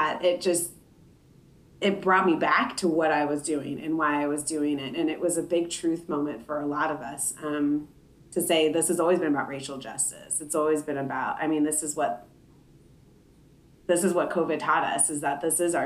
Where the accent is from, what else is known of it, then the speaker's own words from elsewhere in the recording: Oildale, California, United States; moved away as an adult; now in Sacramento, United States; I grew up in Oildale, and this is something that still impacts my family down there